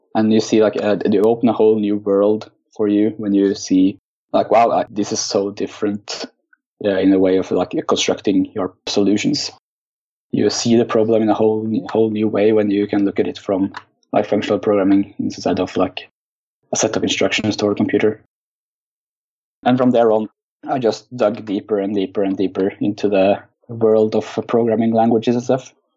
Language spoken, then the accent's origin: English; Oslo, Norway; I'm from Oslo, Norway where I uh, work as a web developer for a consultant firm.